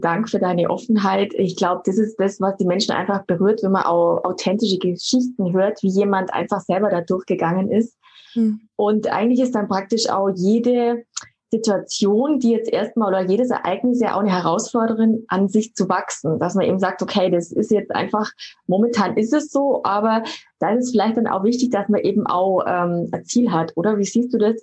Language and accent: German; Germany; bei uns in Deutschland